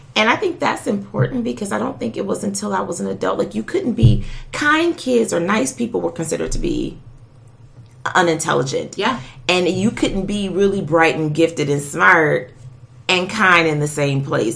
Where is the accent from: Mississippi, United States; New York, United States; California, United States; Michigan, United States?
Michigan, United States; Detroit; I grew up in Detroit